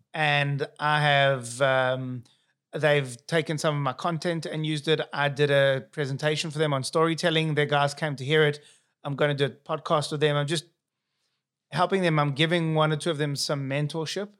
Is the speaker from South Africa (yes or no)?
yes; South Africa; accent: South African; moved away; here's my accent, South African.